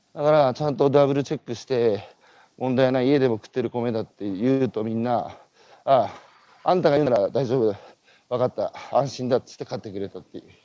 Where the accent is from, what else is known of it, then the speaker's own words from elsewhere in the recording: Tohoku, Japan; 僕東北の人間だから